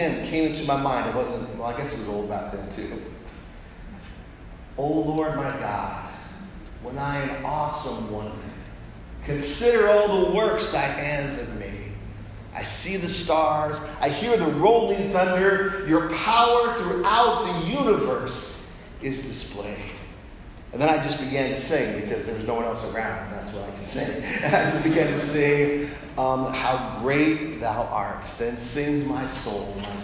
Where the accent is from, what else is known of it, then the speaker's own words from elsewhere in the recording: Colorado Springs, Colorado, United States; I grew up in Colorado Springs, Colorado.